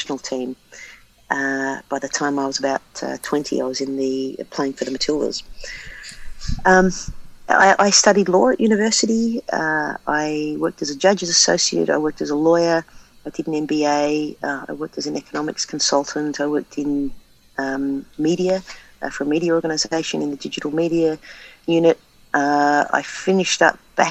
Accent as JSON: {"language": "English", "country": "Australia", "tie": "born or raised there", "said": "growing up in Australia, the dominant code in the city that I lived in was Australian rules"}